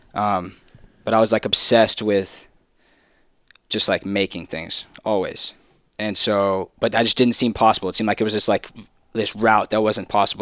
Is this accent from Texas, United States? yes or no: yes; Texas, United States; I'm from Texas.